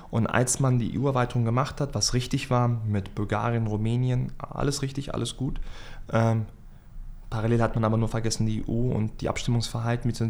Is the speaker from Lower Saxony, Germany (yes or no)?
yes; Hanover, Lower Saxony, Germany; ich bin 29 Jahre alt, Hannoveraner